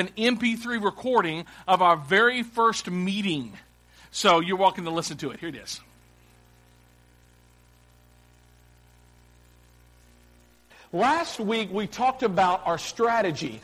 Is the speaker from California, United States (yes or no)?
no; Clarksville, Tennessee, United States; moved away as an adult; also born or lived in Dallas; I'm from Clarksville, and I grew up in a church downtown, a church called First Baptist Church of Clarksville, Tennessee. I grew up there as a kid